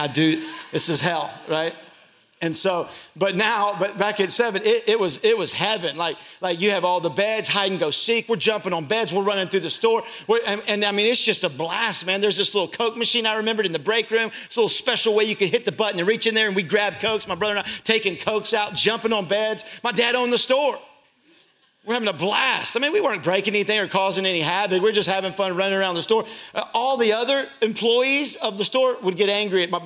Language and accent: English; Louisville, Kentucky, United States; I grew up in Louisville, Kentucky